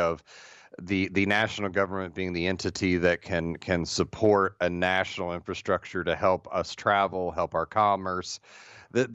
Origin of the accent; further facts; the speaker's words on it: Midwest, United States; Being from the Midwest